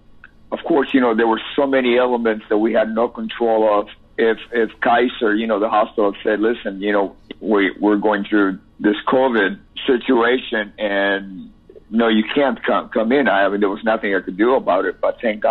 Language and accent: English; Cuba; moved away; also born or lived in Miami; I have an accent. Yes, because I'm Cuban